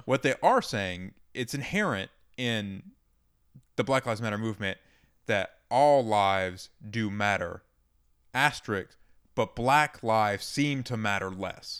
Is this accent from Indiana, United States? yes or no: no; Georgia, United States; I grew up in Georgia